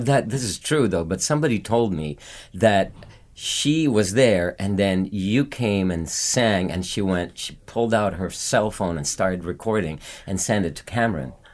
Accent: Philippines; moved away as an adult; I was living in the Philippines, born and raised in the Philippines

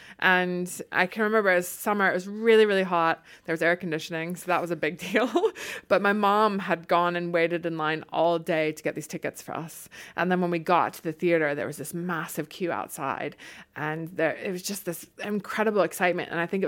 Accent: Charlotte, North Carolina, United States; accent: Southern; now in London, United Kingdom; 16 years after being in London, my Southern accent is a bit muted these days. But my first theatre comes to us from Charlotte, North Carolina.

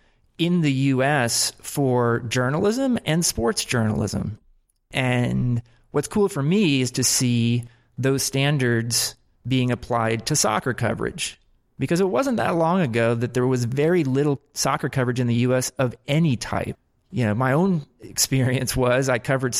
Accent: United States; now in New York, United States; I'm an American who covers soccer full time.

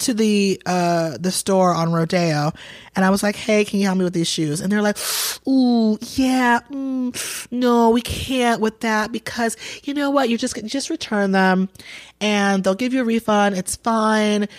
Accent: Atlanta, Georgia, United States; also born or lived in Boston, Massachusetts; I was raised in Atlanta

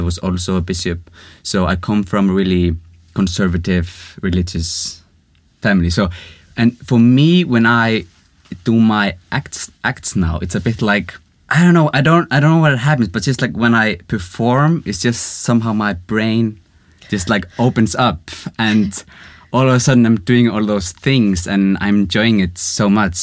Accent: Reykjavik, Capital Region, Iceland; moved away as an adult; now in Stockholm, Sweden; I'm from Reykjavik, Iceland. I've lived here in Sweden, Stockholm, about two years now.

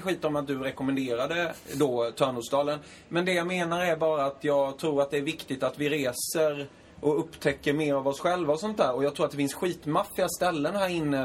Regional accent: Småland, Sweden; jag är från Småland

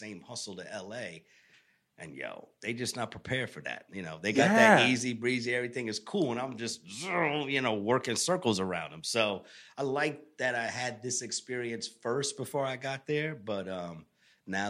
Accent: Tampa, Florida, United States; also born or lived in Bronx, New York / New York City; now in Los Angeles, United States; I grew up in Tampa, Florida, pretty much.

